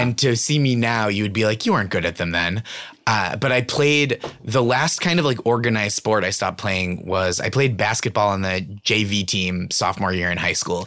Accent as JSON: {"language": "English", "town": "Stoneham", "region": "Massachusetts", "country": "United States", "tie": "born or raised there", "moved": "yes"}